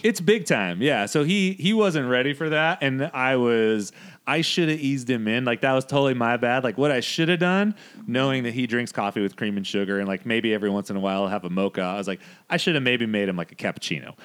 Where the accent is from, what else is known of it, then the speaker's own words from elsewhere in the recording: Modesto, California, United States; we grew up in Modesto.